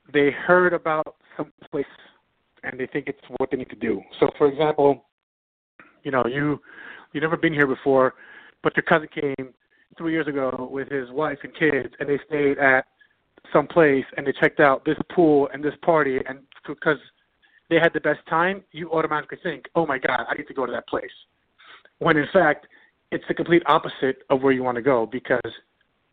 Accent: New York, United States; now in Las Vegas, United States; I'm from New York

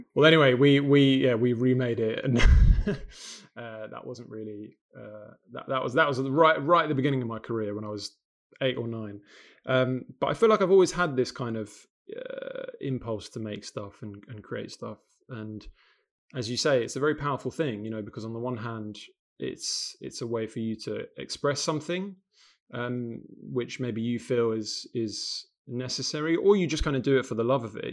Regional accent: London, United Kingdom; accent: London; also born or lived in Sarajevo, Bosnia and Herzegovina; I was born in Sarajevo in 1990, uh, but my family escaped the the war just before Sarajevo became completely besieged um, in 1992, and we came to London. Um, and I've grown up in London, um, hence my kind of London accent

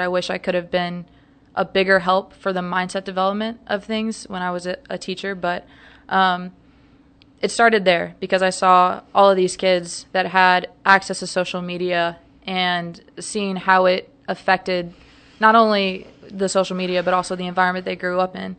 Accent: St. Louis, Missouri, United States; moved away as an adult; also born or lived in Providence, Rhode Island; now in Dallas, United States; I am originally from Saint Louis, Missouri

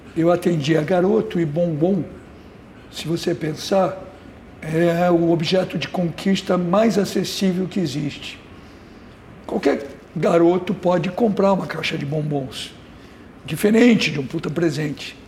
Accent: São Paulo, Brazil; also born or lived in Rio de Janeiro; sou nascido em São Paulo, muito paulista, mas adoro o Rio, virei cidadão carioca

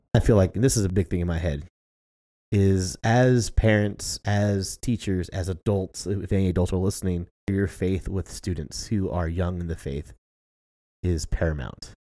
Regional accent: United States; as an American

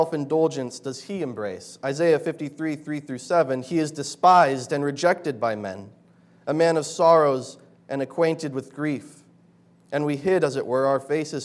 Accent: Bozeman, Montana, United States; moved away; Back in my hometown, Bozeman, Montana

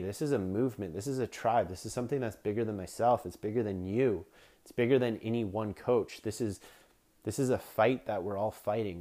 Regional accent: Canada; I'm Canadian

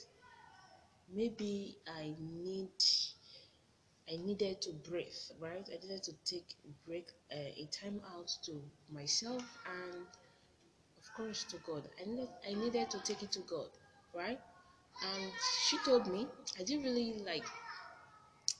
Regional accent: Nigeria; as a Nigerian graduate, I'm a Servicom member. So I had to leave my home, leave my mom, my siblings, and, you know, move to a new state

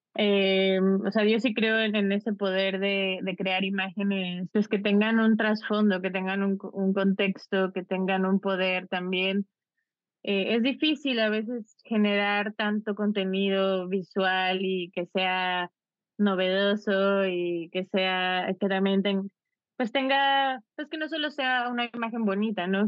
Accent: Mexico; nosotros como mexicanos

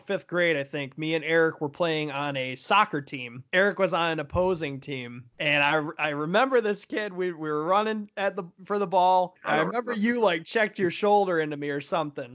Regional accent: Gladwin, Michigan, United States; moved away as an adult; now in Clearwater Beach, United States; We're both from Gladwin

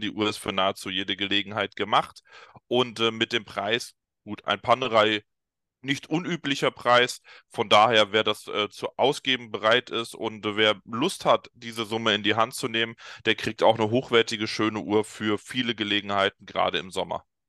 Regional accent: Darmstadt, Hesse, Germany; Darmstadt, meiner Heimatstadt bzw. Geburtsstadt

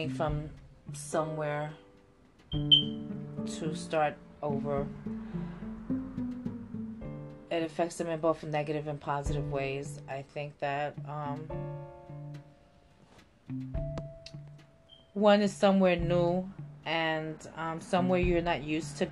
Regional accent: New York City, New York, United States; I myself was born and raised in New York City

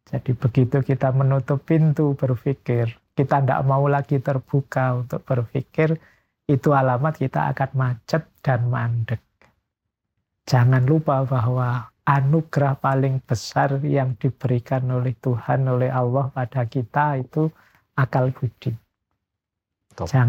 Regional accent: Mojokerto, East Java, Indonesia; born there; moved away as an adult; now in Yogyakarta, Indonesia; Saya lahirnya di Mojokerto. Cuma ya sejak kecil banyak pindah dari pondok ke pondok baru kuliahnya ke Jogja ya. tahun 93 lah ya berarti ini hampir 30-an tahun di Jogja.

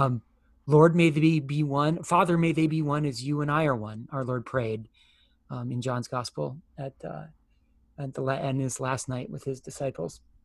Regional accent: United States; as American Christians.

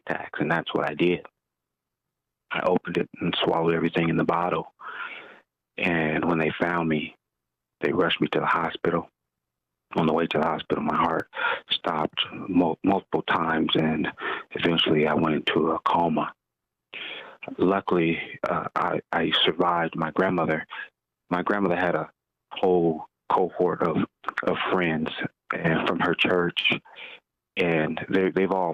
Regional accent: Los Angeles, California, United States; I was born and raised in South Central

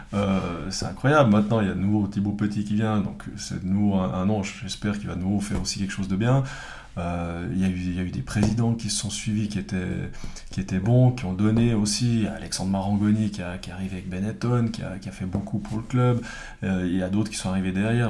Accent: Fribourg, Switzerland; also born or lived in Villeurbanne; je viens de Fribourg, mes parents qui sont les deux euh, originaires de, Prague

